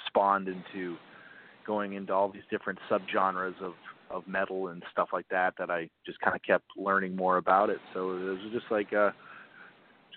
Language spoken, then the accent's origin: English; Maine, United States; moved away as an adult; now in Orlando, United States; I grew up in Maine. I moved down to Orlando to go to college